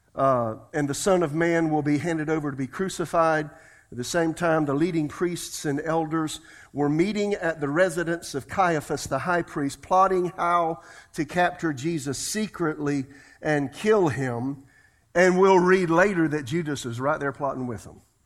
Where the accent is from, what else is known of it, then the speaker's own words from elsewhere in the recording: South Carolina, United States; I'm from South Carolina.